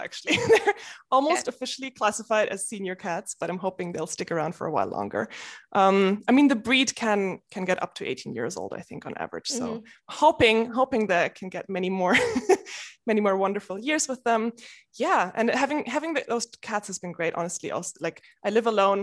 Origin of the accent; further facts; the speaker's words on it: Munich, Bavaria, Germany; moved away as an adult; also born or lived in Switzerland; now in United Kingdom; I started in Germany. I was born in Munich